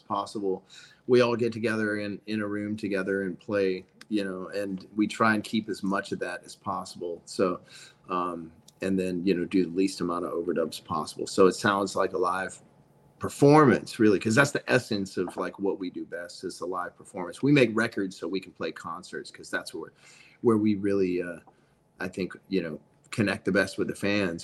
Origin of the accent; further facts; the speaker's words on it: the South, United States; I'm from the South